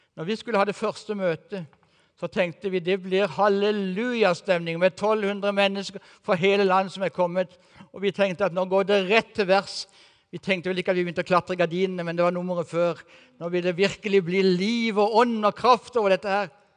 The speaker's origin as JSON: {"language": "Norwegian", "town": "Kristiansand", "region": "Agder", "country": "Norway", "tie": "born or raised there", "moved": "as an adult", "lives_now": "Eastern Norway, Norway", "said": "den byen som jeg har vokst opp i, og som jeg gikk på videregående"}